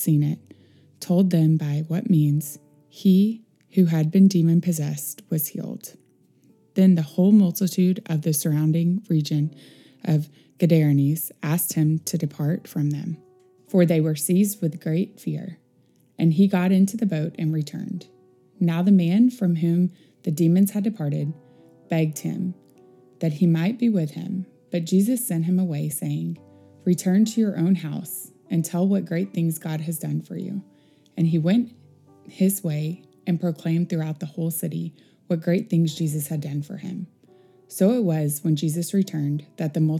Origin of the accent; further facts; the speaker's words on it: Northeast Texas, United States; moved away; We grew up in Northeast Texas. In a rural part of the state